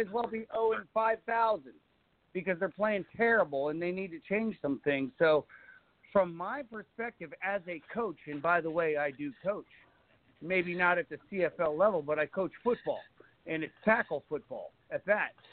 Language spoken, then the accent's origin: English; United States; I am an American